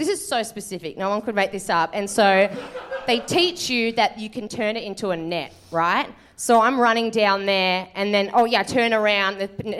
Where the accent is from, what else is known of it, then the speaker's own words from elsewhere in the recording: Manchester, North West England, United Kingdom; I'm from Manchester.